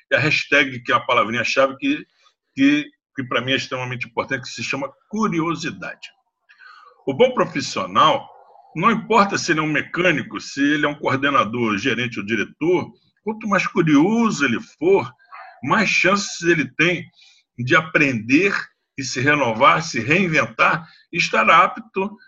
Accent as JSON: {"language": "Portuguese", "region": "Rio de Janeiro", "country": "Brazil", "said": "Eu sou carioca, brasileiro, me sinto catarinense, eu acho que eu sou muito paulistano, sou gaúcho de, de raiz, né?"}